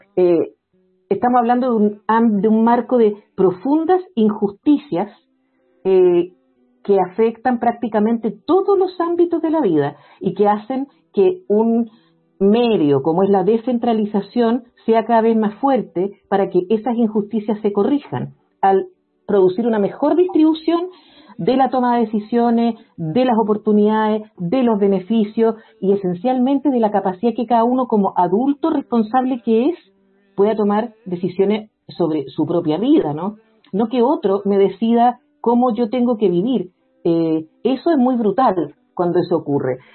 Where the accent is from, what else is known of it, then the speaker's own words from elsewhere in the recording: Santiago, Santiago Metropolitan Region, Chile; yo soy de Santiago, Santiago es una región que tiene muchísimas desigualdades